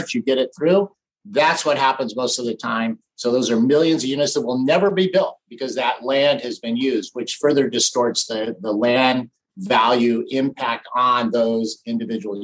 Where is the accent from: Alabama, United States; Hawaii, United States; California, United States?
California, United States; Big Bear Lake; I grew up in Big Bear Lake in Southern California